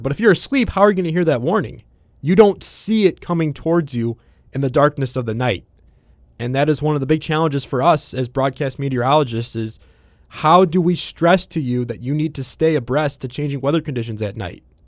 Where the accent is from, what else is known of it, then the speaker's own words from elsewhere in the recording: Midwest, United States; growing up in the Midwest.